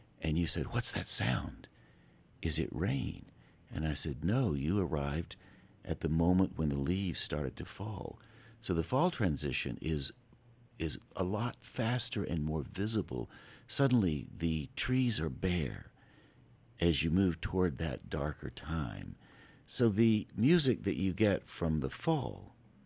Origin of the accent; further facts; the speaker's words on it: Asheville, North Carolina, United States; also born or lived in Taos, New Mexico; I am from Asheville.